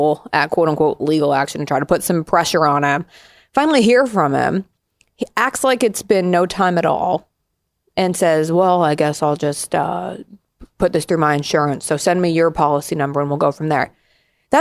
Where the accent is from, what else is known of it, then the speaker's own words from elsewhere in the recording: Colorado, United States; now in Memphis, United States; I grew up in Colorado.